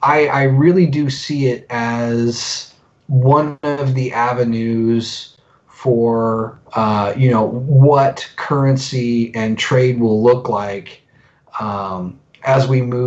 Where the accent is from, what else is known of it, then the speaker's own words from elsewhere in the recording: Indiana, United States; moved away; also born or lived in Colorado / Alabama; So I was born in Colorado. We moved to Indiana when I was a little kid.